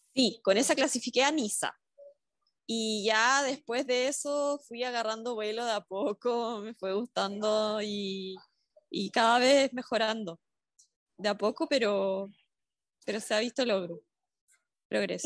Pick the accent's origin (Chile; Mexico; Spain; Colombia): Chile; southern Chile; yo soy del sur de Chile